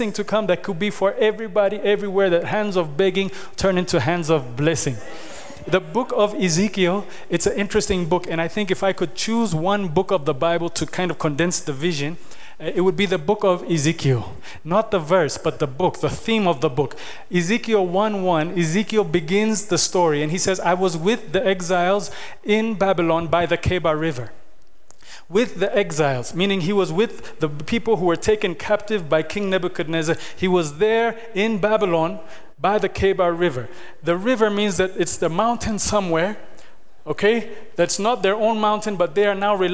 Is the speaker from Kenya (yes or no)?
yes; Kenya; now in Ethiopia; When I grew up in Kenya